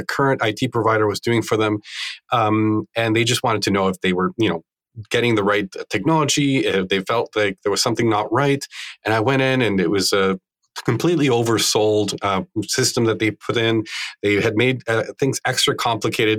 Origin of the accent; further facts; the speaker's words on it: Bogotá, Bogotá Capital District, Colombia; I grew up in Bogota in Colombia